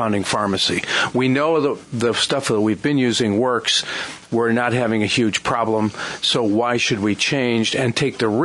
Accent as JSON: {"language": "English", "town": "Niagara Falls", "region": "New York", "country": "United States", "tie": "born or raised there", "moved": "yes", "lives_now": "Chester County, United States", "said": "I grew up right around Love Canal"}